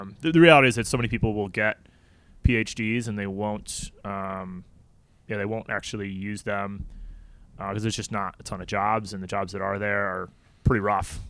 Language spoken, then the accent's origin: English; St. Charles, Illinois, United States; moved away as an adult; also born or lived in Canada; I'm from Saint Charles